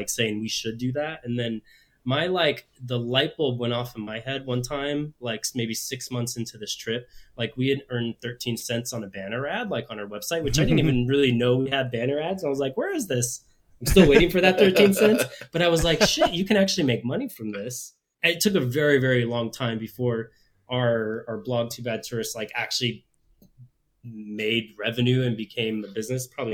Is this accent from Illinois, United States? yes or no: no; Phoenix, Arizona, United States; moved away as an adult; also born or lived in Chicago; We're originally from Phoenix, but we were in Chicago at the time